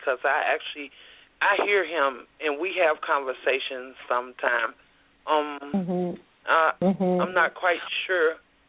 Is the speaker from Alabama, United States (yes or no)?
yes; Alabama, United States; I'm from Alabama.